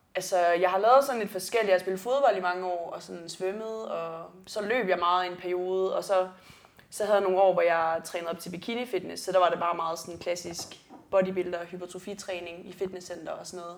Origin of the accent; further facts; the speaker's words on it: South Funen, Southern Denmark, Denmark; jeg kommer fra Sydfyn